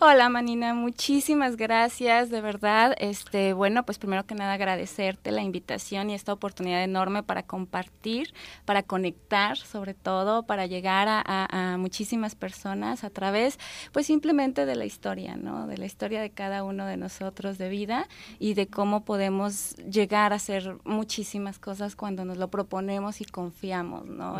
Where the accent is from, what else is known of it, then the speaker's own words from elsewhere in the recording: Durango, Mexico; Yo soy de Durango, de allá vengo